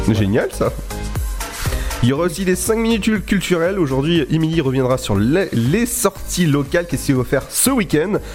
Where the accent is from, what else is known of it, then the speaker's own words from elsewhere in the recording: Brittany, France; je suis, pas français, moi je suis breton hein, à la base.